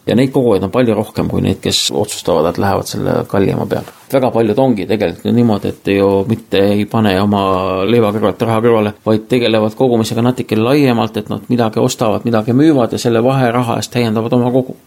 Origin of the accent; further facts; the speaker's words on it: Estonia; ma olen kogemata Eestist